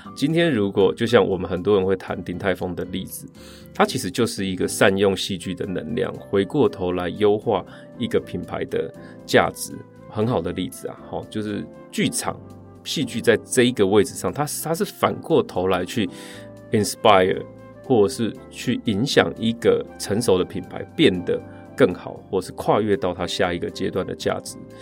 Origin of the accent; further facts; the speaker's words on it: rural Chiayi, Chiayi County, Taiwan; 我是一个八零年代在嘉义乡下长大的小孩，那时候没有网络